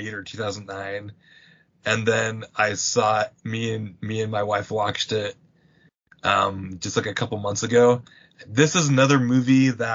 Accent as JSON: {"language": "English", "region": "Massachusetts", "country": "United States", "tie": "born or raised there", "also_born_or_lived": "Utah", "moved": "yes", "said": "I grew up in Massachusetts"}